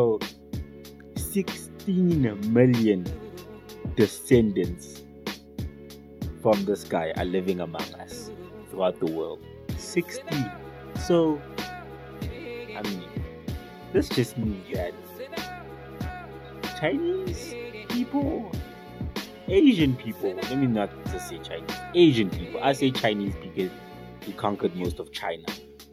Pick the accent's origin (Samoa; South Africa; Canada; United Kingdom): South Africa